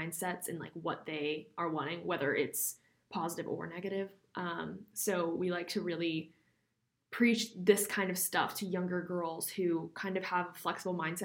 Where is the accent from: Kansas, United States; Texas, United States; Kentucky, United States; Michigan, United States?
Texas, United States; Houston; I'm from Houston, born and raised